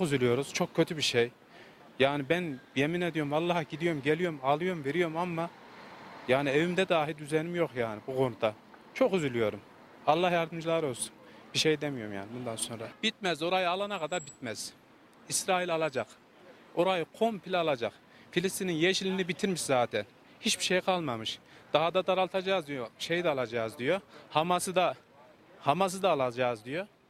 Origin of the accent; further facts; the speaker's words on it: Kayseri Province, Turkey; Bir Kayserili olarak yani yerli olarak her zaman varız